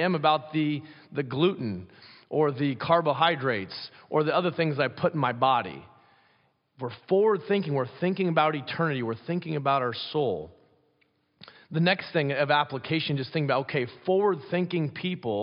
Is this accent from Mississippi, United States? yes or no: no; Pella, Iowa, United States; moved away; growing up in Pella, Iowa